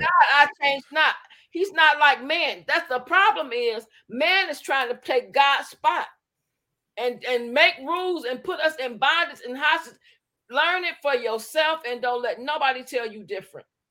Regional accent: Alabama, United States; now in Detroit, United States; I was born in Alabama, partially raised both in Alabama and Detroit

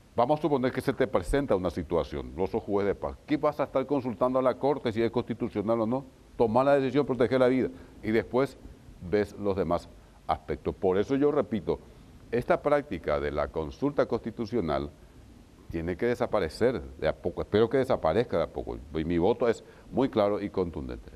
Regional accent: Isla Umbú, Ñeembucú, Paraguay; el juez de Isla Umbu que es mi pueblo

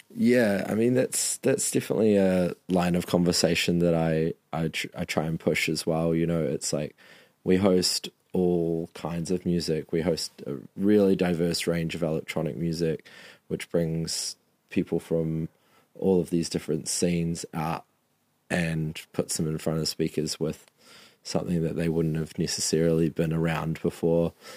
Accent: Marlborough, New Zealand; my hometown of Marlborough

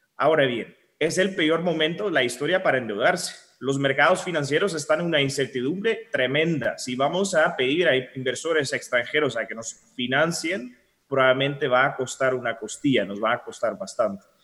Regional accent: Netherlands; now in Guatemala; yo soy holandés

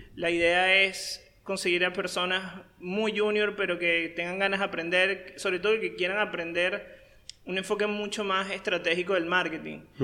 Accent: Caracas, Capital District, Venezuela; moved away as an adult; now in Paraguay; yo soy venezolano, yo nací en Caracas, la capital de Venezuela. Eh, tengo poco más de seis años en Paraguay.

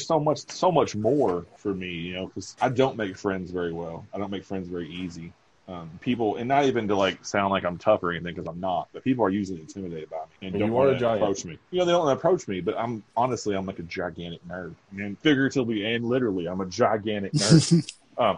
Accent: Kentucky, United States; growing up in Kentucky with a mechanic dad

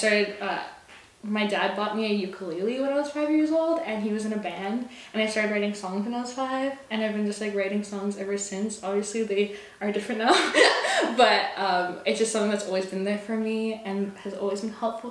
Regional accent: Victoria, British Columbia, Canada; I'm a songwriter from Victoria, BC, born and raised

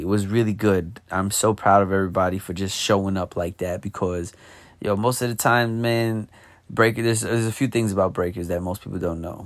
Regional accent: New York, United States; I'm from New York

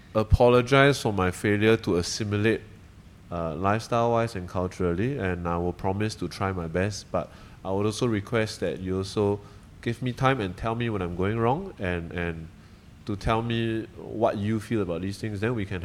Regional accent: Malaysia; now in Singapore; Yeah, so to you as a Singaporean and also to, I think, Singaporeans in general, I think I'm grateful for the structure that Singapore has created

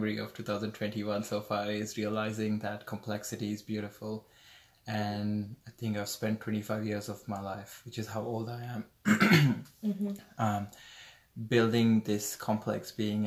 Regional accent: Dombivli, Maharashtra, India; moved away as an adult; now in Brisbane, Australia; I'm from Dombivli near Bombay, Maharashtra in India.

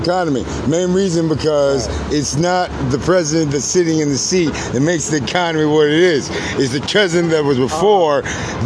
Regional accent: Virginia Beach, Virginia, United States; moved away; i was born in Virginia Beach, Virginia. Tri- okay. Uh, went to Indian River High School.

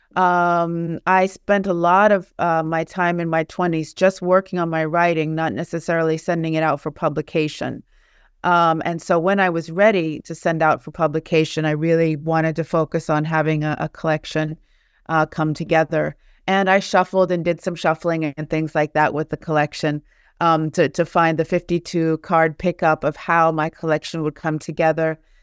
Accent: Charleston, West Virginia, United States; moved away as an adult; also born or lived in Naples, Italy / United Kingdom; now in Paris, France; I grew up in the States, in Charleston, West Virginia.

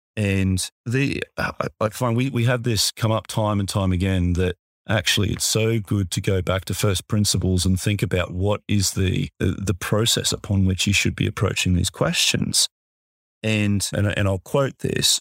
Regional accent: Australia; accent: Australian; my accent

